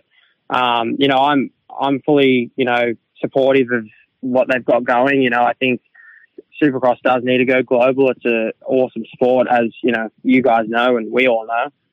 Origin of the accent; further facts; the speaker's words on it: Australia; it's my home country